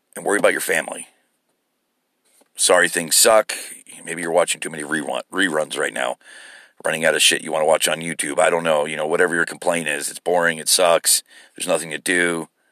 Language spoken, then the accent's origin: English; United States; as an American